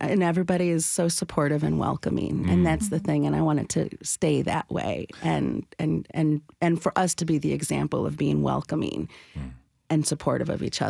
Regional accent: Nashville, Tennessee, United States; I was born and raised here in the United States and I have a very gringa accent, even sometimes when I speak Spanish because I grew up speaking Spanglish like we were talking because my folks are Tejanos from Texas.

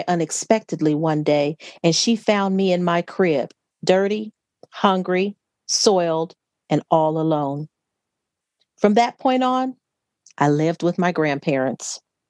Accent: Gary, Indiana, United States; born there; So they married, and I was born in Gary, Indiana.

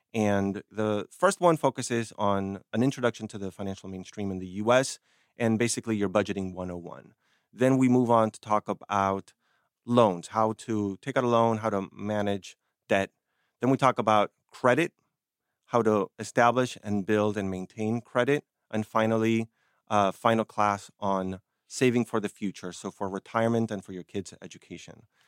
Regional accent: Argentina; moved away; I come from Argentina

